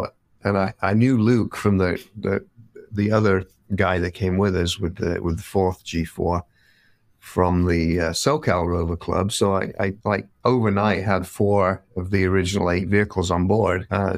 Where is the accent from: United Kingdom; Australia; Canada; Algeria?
United Kingdom; Leeds, Yorkshire and the Humber; moved away as an adult; also born or lived in London, United Kingdom; now in Los Angeles, United States; Well, I grew up in England, in the north, in Leeds. I moved to London and finally moved to LA in 84.